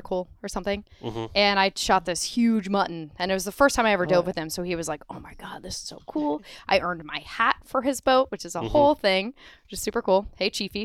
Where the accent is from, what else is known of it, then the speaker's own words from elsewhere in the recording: Annapolis, Maryland, United States; now in Florida, United States; I am from Annapolis. I grew up on boats